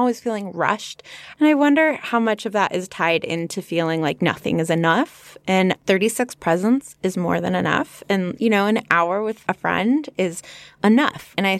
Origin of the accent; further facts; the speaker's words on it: United Kingdom; I am British. I say things like herb, aluminium, and laboratory.